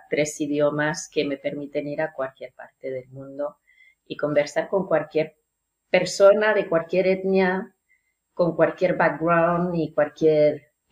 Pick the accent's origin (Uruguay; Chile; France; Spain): France; first language French; Spanish is a second language; Yo soy francesa de lengua nativa y he trabajado mucho en recepción de hoteles, cara al público.